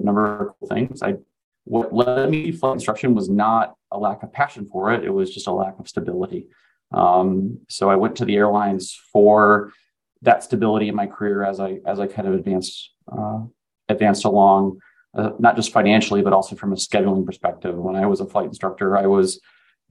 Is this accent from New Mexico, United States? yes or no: no; near Frederick, Maryland, United States; going back closer to where I grew up and instructing in the Frederick, Maryland area